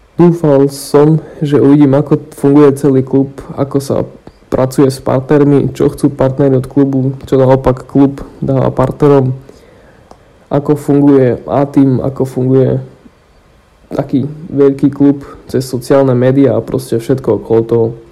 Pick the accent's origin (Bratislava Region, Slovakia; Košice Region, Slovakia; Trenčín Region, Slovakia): Košice Region, Slovakia; Košice; moved away; v mojom rodnom meste z HC Košice